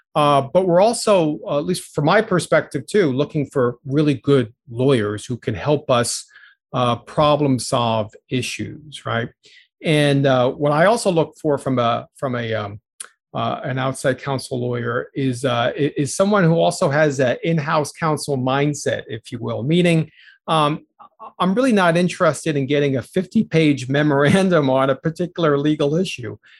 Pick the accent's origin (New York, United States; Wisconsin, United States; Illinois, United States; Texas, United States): New York, United States; New York City; also born or lived in Chicago area; now in Chicago, United States; I grew up in the New York City area, was born in the Bronx